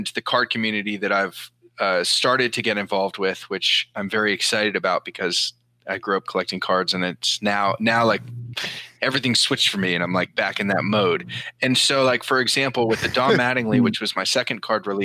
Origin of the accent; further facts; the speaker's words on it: Marin County, north of San Francisco, California, United States; now in New York, United States; I grew up in Marin County, north of San Francisco